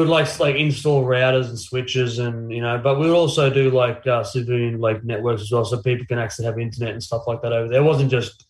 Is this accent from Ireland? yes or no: no; Brisbane, Queensland, Australia; also born or lived in Innisfail, Queensland; I was born in Innisfail, North Queensland, but I basically grew up here in Brizzy, went to school here in Brizzy, went to Padua, which is a school here on the north side, all boys school.